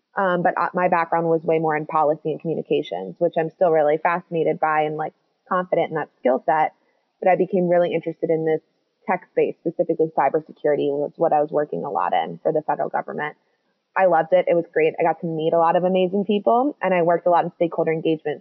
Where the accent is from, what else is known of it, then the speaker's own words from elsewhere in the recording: Washington, District of Columbia, United States; moved away as an adult; now in Edinburgh, United Kingdom; I'm from the United States, DC